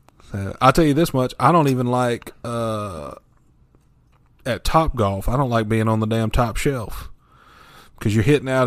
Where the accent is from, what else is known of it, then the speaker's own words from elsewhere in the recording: South Carolina, United States; I'm from South Carolina